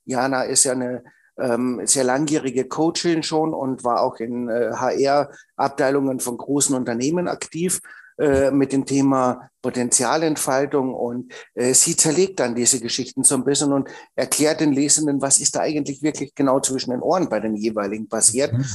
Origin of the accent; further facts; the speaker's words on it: Austria; bin ja Österreicher und habe in Österreich Einzelhandelskaufmann gelernt